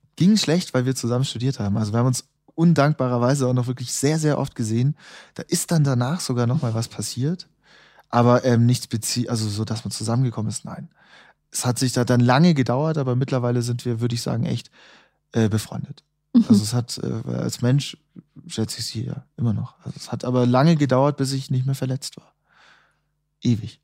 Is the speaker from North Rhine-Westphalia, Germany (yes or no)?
no; Munich, Bavaria, Germany; moved away as an adult; also born or lived in Vienna; nach München, wo ich herkomme